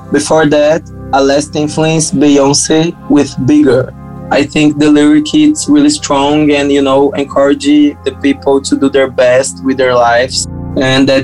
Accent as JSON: {"language": "English", "country": "Brazil", "second_language": "English", "said": "I think this track shows to the world we're producers from Brazil."}